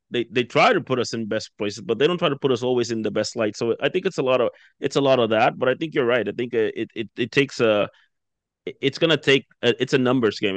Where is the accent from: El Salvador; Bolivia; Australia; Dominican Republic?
Dominican Republic; also born or lived in United States; now in Canada; I'm originally from the Dominican Republic